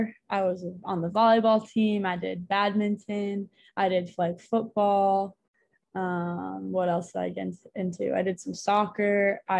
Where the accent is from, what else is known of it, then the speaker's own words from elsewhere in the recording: Alberta, Canada; moved away as an adult; now in Memphis, United States; I'm from Alberta, and Alberta is our state, but we call the province, and it's right above Montana for reference.